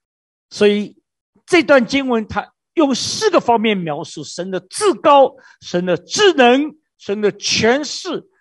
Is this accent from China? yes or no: yes; China; 这个是我们中国人太熟悉。我们中国人呢，你要生小孩去拜观音，你要发财拜关公，你要出海拜为妈祖